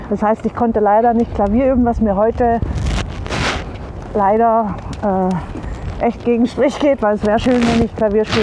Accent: Baden-Württemberg, Germany; Italienerin, im Schwabenland aufgewachsen.

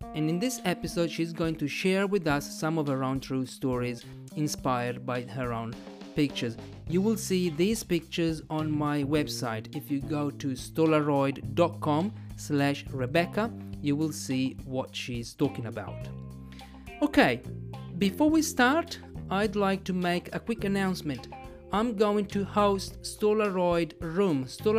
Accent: Italy; also born or lived in Australia; I'm an English teacher from Italy

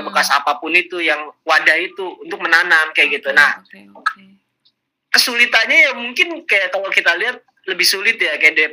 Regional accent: Jakarta, Indonesia; kebetulan kebetulan gue lahir di Jakarta gitu ah. tapi orang orang tua di Jawa semua kan gitu oh, kan tapi memang udah lama tinggal di Jakarta

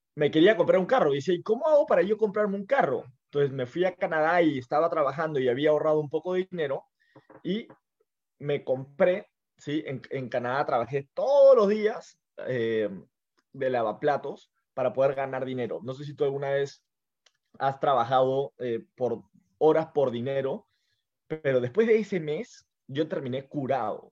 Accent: Lima, Peru; yo estoy en Lima, yo soy de Lima

